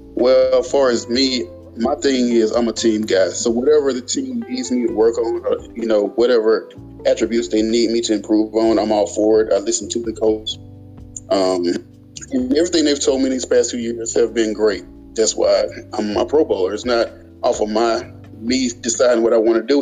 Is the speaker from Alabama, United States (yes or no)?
yes; Birmingham, Alabama, United States; Birmingham, Alabama.